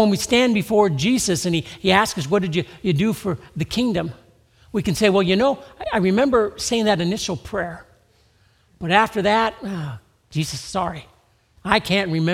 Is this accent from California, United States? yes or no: yes; Southern California, United States; I grew up in Southern California